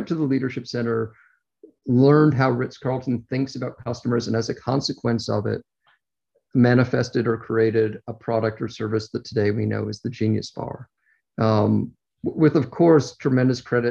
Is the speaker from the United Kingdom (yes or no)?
no; Toronto, Ontario, Canada; accent: Canadian; If I sound like I have a Canadian accent, it's because I do. I'm originally from Toronto.